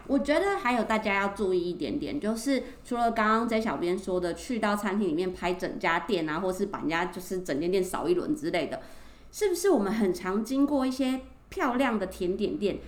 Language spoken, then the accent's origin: Chinese; Taiwan; 我们台湾人去日本